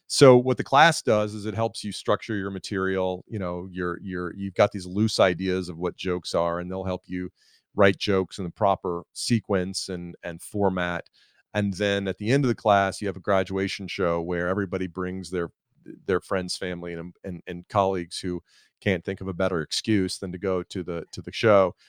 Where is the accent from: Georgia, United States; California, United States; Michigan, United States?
Georgia, United States; Atlanta; I'm from Atlanta, and I live in Atlanta now